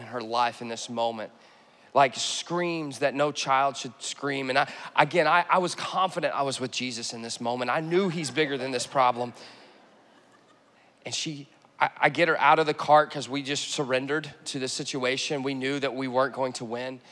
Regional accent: Texas, United States; moved away; I'm from Texas

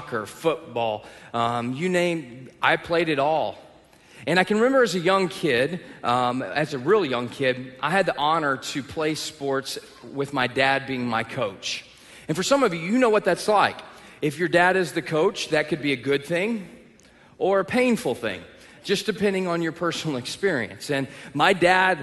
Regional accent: Texas, United States; moved away; I'm from the South. I grew up in Texas

